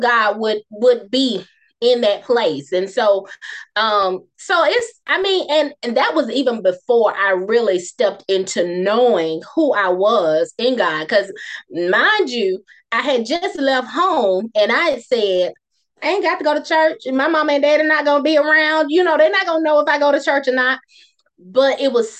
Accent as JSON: {"language": "English", "town": "Moss Point", "region": "Mississippi", "country": "United States", "tie": "born or raised there", "also_born_or_lived": "Bassfield, Mississippi", "said": "I'm from Bassfield, which is even smaller than Moss Point, but we moved when I was like in the second grade"}